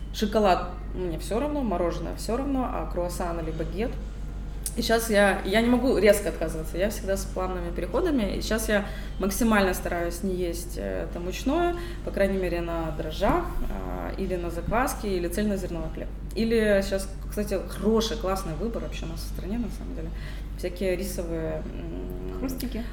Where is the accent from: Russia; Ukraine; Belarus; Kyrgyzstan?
Ukraine; Kyiv; Я городская девушка, я родилась на Подоле, в центре города